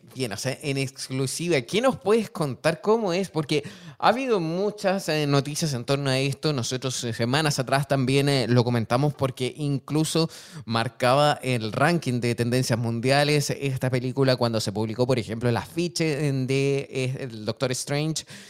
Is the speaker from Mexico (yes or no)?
no; Chile; yo soy de Chile